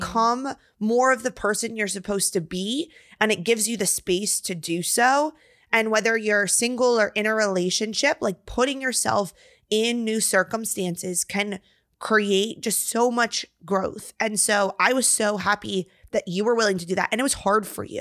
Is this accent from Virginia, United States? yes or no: yes; Virginia, United States; moved away as an adult; now in Texas, United States; we're from Virginia